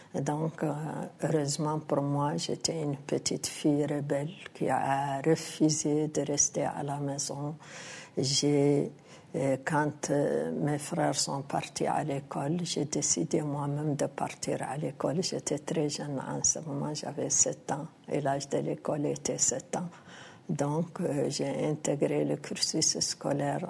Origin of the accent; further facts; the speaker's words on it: Mauritania; en tant qu'Africaine, en tant que Mauritanienne